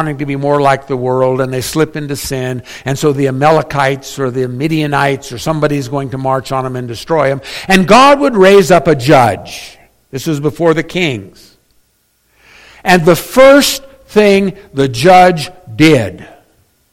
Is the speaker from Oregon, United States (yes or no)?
no; Northern California, United States; I was born in NorCal